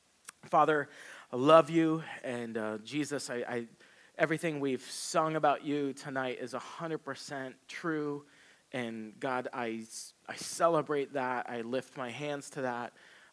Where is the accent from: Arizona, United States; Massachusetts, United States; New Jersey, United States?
Arizona, United States; Gilbert; if I tell somebody I'm from Gilbert, Arizona, they're not quite sure where Gilbert is, so I'll say, well, it's Phoenix.